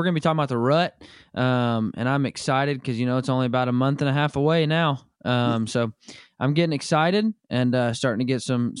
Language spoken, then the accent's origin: English; Arkansas, United States; moved away; also born or lived in Kansas; growing up in Arkansas, I felt the same way.